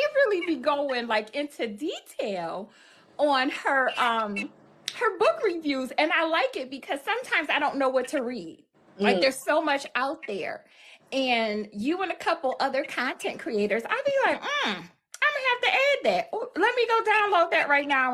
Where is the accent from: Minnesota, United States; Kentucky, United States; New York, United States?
New York, United States; Buffalo; moved away as an adult; now in Michigan, United States; I hail from Buffalo, New York. I currently reside in Michigan